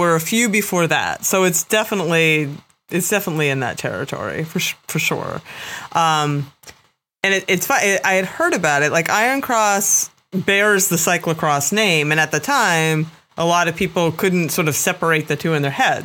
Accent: East Coast, United States; I am born and bred in the East Coast and have spent a lot of time racing and riding and training here

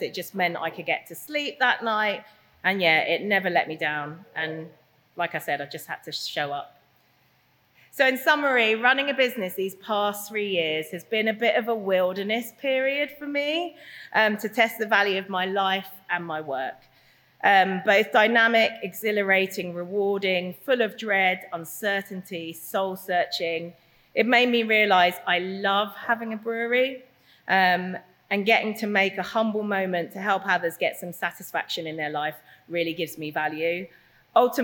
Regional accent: London, United Kingdom; moved away as an adult; now in Norfolk, United Kingdom; I'm a Londoner

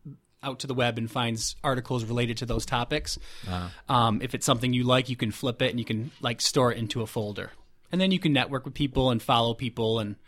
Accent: Fulton, New York, United States; now in Rochester, United States; I'm from Fulton, which is just north of Syracuse, and she's from Buffalo.

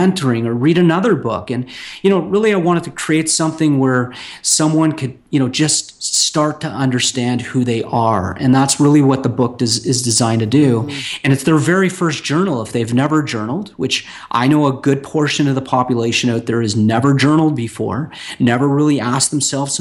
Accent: Toronto, Ontario, Canada; moved away; my hometown in Toronto, on, you know, Ontario, Canada

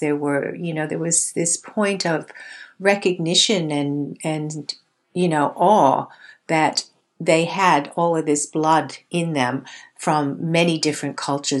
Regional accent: United States; I grew up in America, in the States.

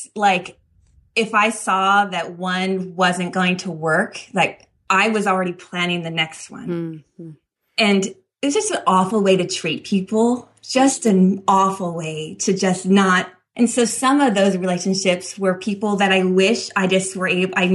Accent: Northern California, United States; I grew up in a little farming town in Northern California

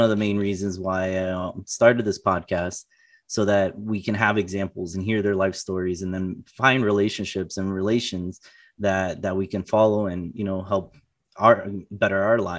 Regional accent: Florida, United States; I came from South Florida to Illinois for college.

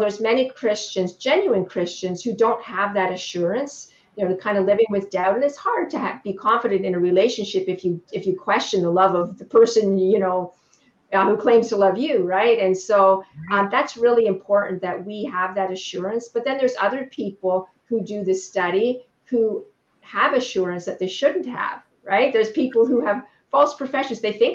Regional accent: Canada; I'm Canadian

